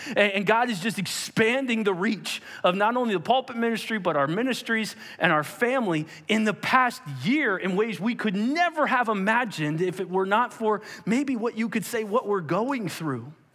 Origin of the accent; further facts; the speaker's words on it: Perkasie, Pennsylvania, United States; I grew up on Ninth Street in a town called Perkasie